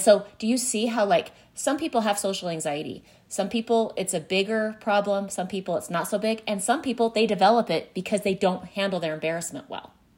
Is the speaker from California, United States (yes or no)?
no; Utah, United States; I grew up in Utah